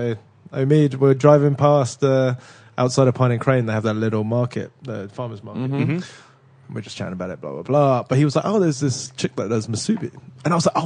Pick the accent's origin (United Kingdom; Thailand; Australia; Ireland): United Kingdom; accent: British